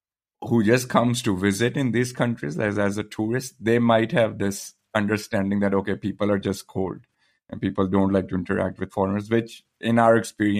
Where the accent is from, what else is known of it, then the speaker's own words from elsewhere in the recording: Pakistan; moved away; me being growing up in Pakistan.